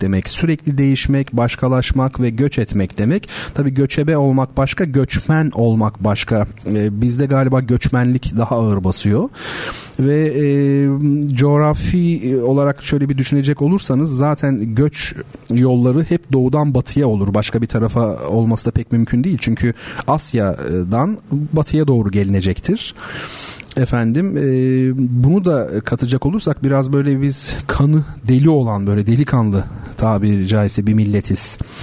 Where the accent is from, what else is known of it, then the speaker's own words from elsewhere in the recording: Turkey; biz Gerçekten enteresan bir milletiz. Akdenizliyiz tabii